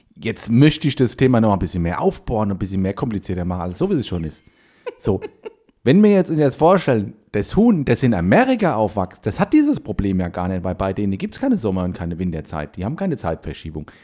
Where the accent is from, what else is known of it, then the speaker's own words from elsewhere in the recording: Heide, Schleswig-Holstein, Germany; ich bin ja in Heide aufgewachsen